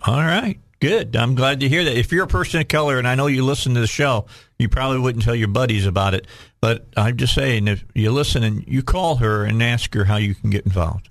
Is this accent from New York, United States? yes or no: no; Chicago, Illinois, United States; moved away as an adult; now in Cabot, United States; I grew up outside of Chicago.